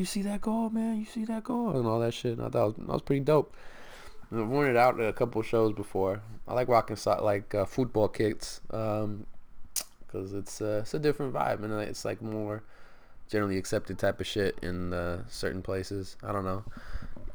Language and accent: English; Stockton, California, United States; We're all from Stockton